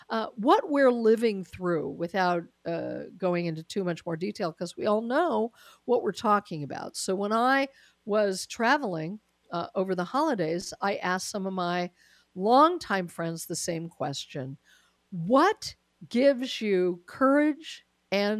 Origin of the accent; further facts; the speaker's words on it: Denver, Colorado, United States; moved away; having been from Colorado, I mean, it is still my hometown, Denver is